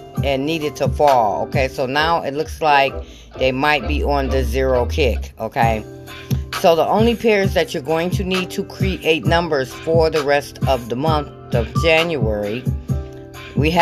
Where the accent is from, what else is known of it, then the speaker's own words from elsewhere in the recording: Michigan, United States; I'm from Michigan